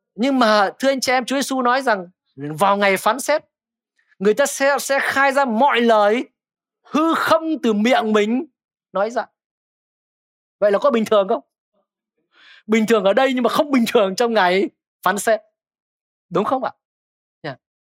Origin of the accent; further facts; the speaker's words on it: Thái Bình, Vietnam; now in Hanoi, Vietnam; quê tôi ở Thái Bình